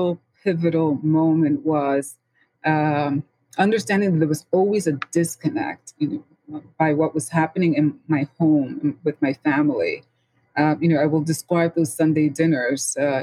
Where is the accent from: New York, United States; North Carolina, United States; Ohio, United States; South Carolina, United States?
New York, United States; New York City; I was born and raised in the Bronx, St. Lawrence area.